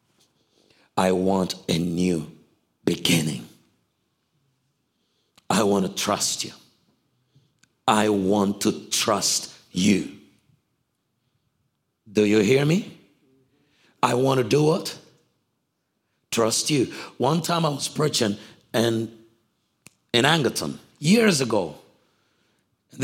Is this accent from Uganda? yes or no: yes; Uganda; I'm from Africa